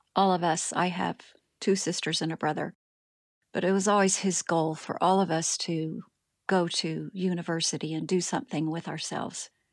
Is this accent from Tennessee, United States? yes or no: no; Springfield, Ohio, United States; moved away as an adult; also born or lived in Texas; now in Rotorua, New Zealand; I was born in Springfield, Ohio, in the United States of America, which is where I was raised